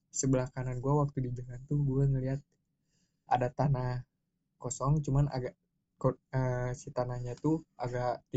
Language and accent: Indonesian; Java, Indonesia; gue berhubung orang Jawa dan keluarga gue dan daerah kampung gue itu masih kental hal yang begitu